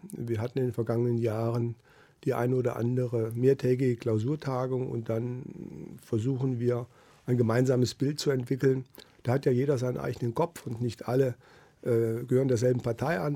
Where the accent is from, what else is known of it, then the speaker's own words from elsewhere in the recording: Tann, Hesse, Germany; moved away as an adult; also born or lived in Wiesbaden; now in Kassel, Germany; Mein Vater war über 35 Jahre Bürgermeister in meinem Heimatort. Das ist ein kleines Städtchen in der Rhön, Tann